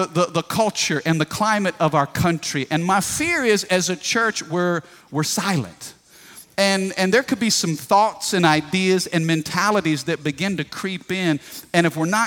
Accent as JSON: {"language": "English", "country": "United States", "tie": "born or raised there", "said": "I am a Christian who happens to be born in America."}